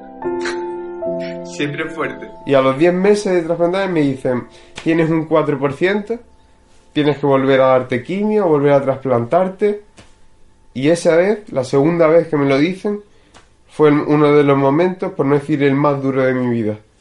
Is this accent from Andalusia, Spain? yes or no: yes; Marbella, Andalusia, Spain; nací aquí en Marbella